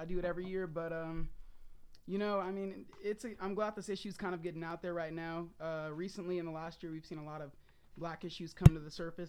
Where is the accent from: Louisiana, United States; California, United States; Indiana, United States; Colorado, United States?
Colorado, United States; also born or lived in Alabama; You know, I'm from Colorado, but, you know, I'm from Alabama, too.